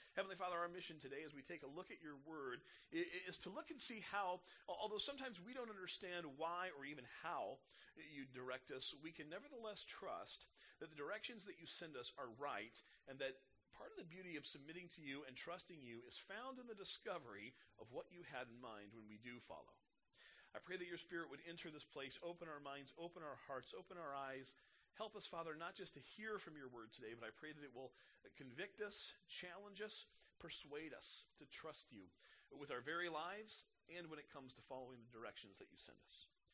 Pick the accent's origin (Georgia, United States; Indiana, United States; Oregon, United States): Indiana, United States; Indianapolis; I grew up in Indianapolis